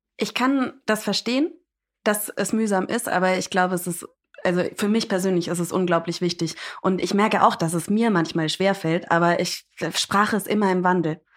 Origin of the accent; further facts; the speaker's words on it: United States; ich bin Amerikanerin